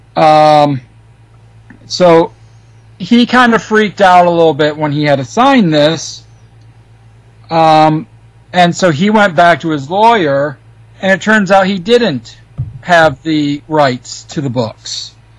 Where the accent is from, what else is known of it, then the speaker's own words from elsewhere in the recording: Michigan, United States; I'm from Michigan